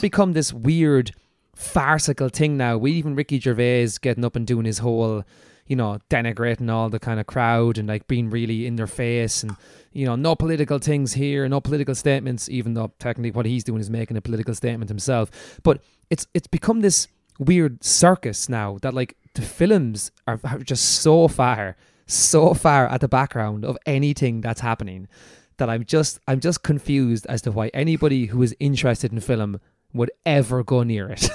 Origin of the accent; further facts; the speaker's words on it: Ireland; we're an Irish podcast